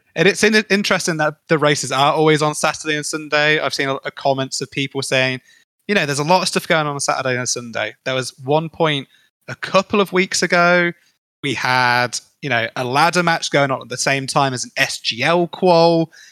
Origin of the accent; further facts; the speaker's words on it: United Kingdom; as a Brit